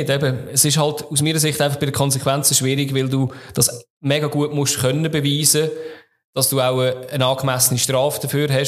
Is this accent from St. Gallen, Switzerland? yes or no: yes; St. Gallen, Switzerland; wenn ich als St. Galler in Luzern bin, werde ich auch immer als Scheiß St. Galler bezeichnet.